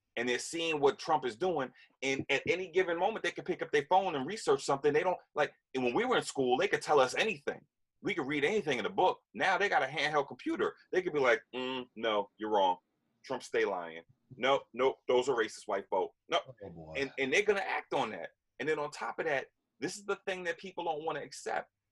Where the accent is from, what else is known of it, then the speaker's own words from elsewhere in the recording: Yonkers, New York, United States; I grew up in Yonkers